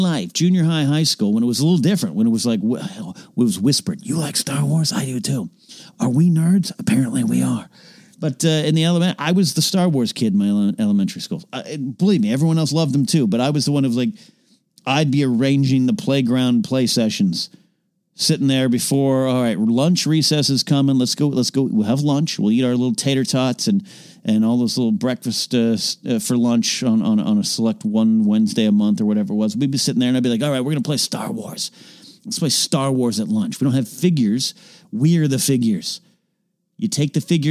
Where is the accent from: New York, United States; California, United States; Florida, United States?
California, United States; Arroyo Grande; I go nearby J.J. Newberry Market in my hometown of Royal Grande, California